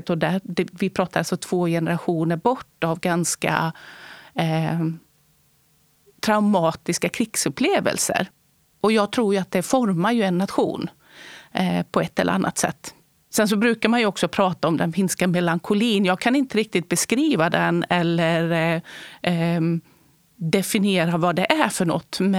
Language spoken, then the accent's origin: Swedish; Borås, Västra Götaland, Sweden; i Borås på 70-talet i Västra Götaland. Har finskt ursprung.